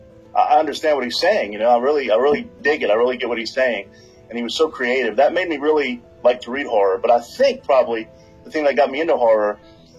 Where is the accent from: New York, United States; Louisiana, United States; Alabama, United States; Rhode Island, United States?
Louisiana, United States; moved away as an adult; also born or lived in New Orleans, Louisiana / Lafayette, Louisiana / mainland China; I'm from Louisiana, grew up partially in New Orleans and in Lafayette